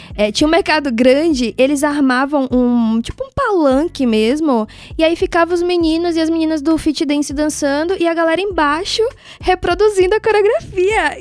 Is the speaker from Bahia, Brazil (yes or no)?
yes; Salvador, Bahia, Brazil; also born or lived in Uruguay; now in São Paulo, Brazil; da minha infância lá em Salvador